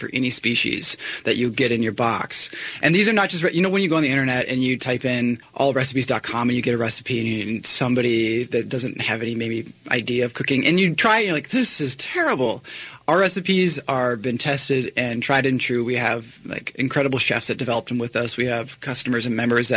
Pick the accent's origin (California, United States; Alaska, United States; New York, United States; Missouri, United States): Alaska, United States; we're from Alaska, but we are local in every sense of the word.